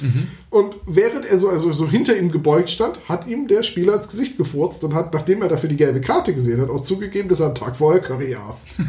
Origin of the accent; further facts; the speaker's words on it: Bremen, Germany; dass ich gebürtiger Bremer bin